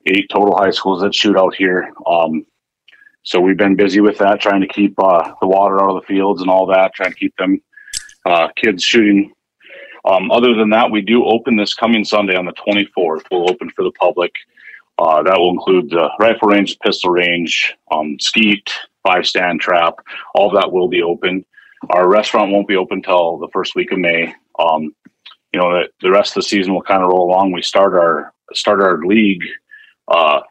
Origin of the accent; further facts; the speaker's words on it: Hebron, North Dakota, United States; moved away as an adult; now in Fargo, United States; I grew up in Western North Dakota, in Hebron, so 60 miles west of Bismarck.